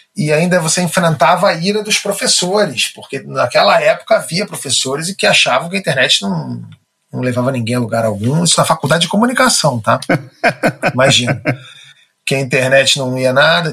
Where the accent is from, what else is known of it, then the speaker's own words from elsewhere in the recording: Rio de Janeiro, Brazil; Eu nasci no Rio de Janeiro, nasci no bairro de Botafogo.